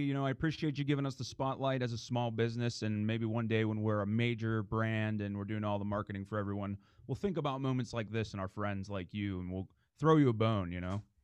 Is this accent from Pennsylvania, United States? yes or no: yes; Dormont, Pennsylvania, United States; I was born and raised in Dormont